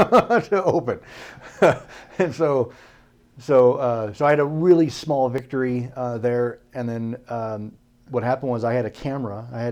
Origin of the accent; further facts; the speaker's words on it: Spokane, Washington, United States; born there; also born or lived in Idaho / Iowa; I'm from everywhere. I was born in Spokane, Washington. My dad was in the Air Force